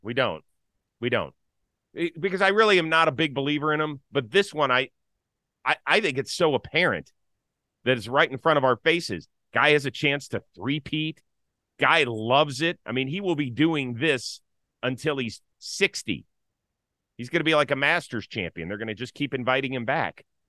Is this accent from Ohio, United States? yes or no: yes; Cleveland, Ohio, United States; I grew up in Cleveland, Ohio